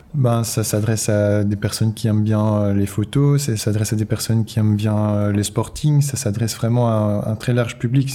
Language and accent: French; Brussels, Brussels-Capital Region, Belgium; je viens de Bruxelles